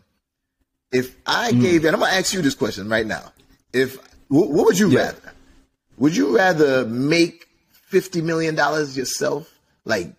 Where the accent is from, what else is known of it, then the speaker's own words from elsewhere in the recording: Jamaica; I'm Jamaican, Caribbean background